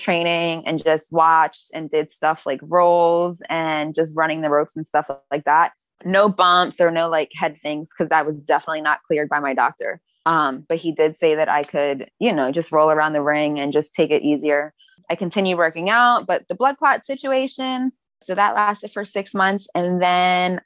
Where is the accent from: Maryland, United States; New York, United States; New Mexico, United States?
Maryland, United States; now in Florida, United States; I'm from Maryland.